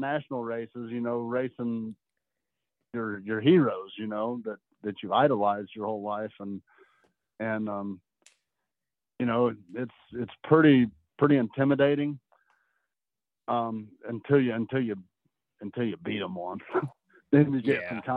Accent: Indianapolis, Indiana, United States; also born or lived in Clermont, Indiana; Yeah, I've always been in Indianapolis area native.

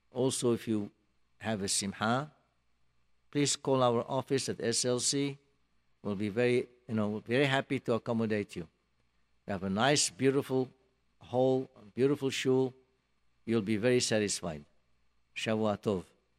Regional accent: Morocco; now in United States; I'm from Morocco

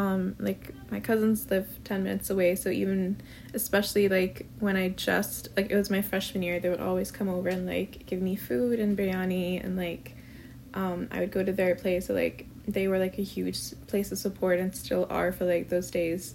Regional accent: Pakistan; moved away as an adult; now in United States; I'm from Pakistan. I grew up there, and I came to the US like for my bachelor's degree.

